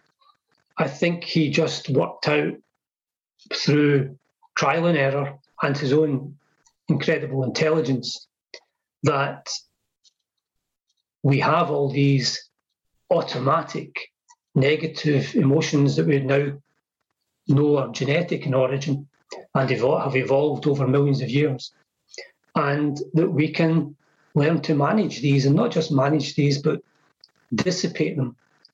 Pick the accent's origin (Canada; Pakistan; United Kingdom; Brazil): United Kingdom; Scotland; born or raised there